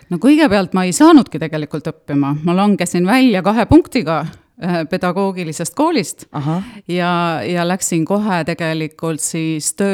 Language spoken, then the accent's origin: Estonian; Puka, Valga County, Estonia; nagu juba öeldud, ja tulen tõesti Pukast ja olen Pukast äh, ise seitsmendat põlve, minu lapsed siis kaheksandat põlve